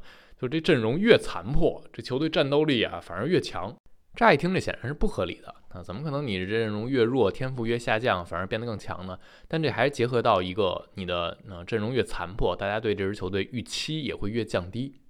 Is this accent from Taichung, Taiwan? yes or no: yes; Taichung, Taiwan; 欢迎来到篮球新事，